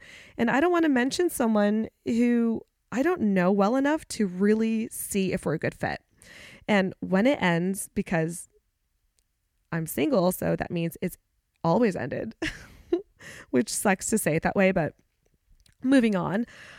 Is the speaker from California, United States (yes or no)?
yes; California, United States; now in Charlotte, United States; I'm originally from the Bay Area and I moved around California a lot as a kid, but I spent most of my like K through 12 years in the East Bay of San Francisco between Oakdale, Antioch, and San Ramon.